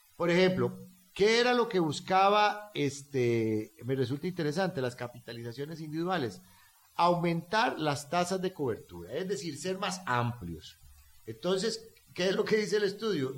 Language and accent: Spanish; Costa Rica; Yo hablo como un costarricense simple y llano